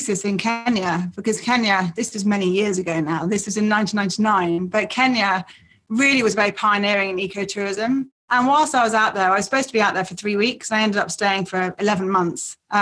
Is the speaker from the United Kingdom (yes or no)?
yes; Yorkshire and the Humber, United Kingdom; I was born in Yorkshire in England